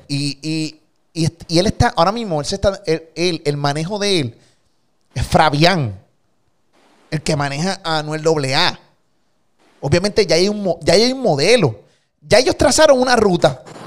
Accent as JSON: {"language": "Spanish", "country": "Puerto Rico", "said": "Yo soy puertorriqueño, amo mi país. Y por eso vivo aquí"}